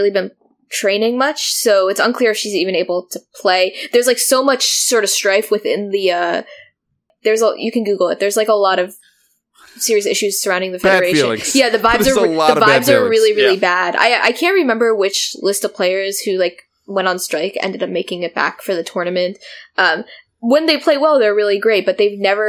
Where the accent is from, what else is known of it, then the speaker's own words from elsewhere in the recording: United States; as an American